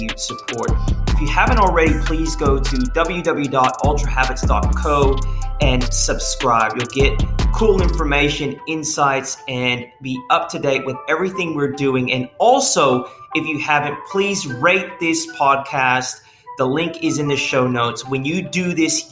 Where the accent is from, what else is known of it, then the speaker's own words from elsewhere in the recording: United States; now in Australia; as an American coming here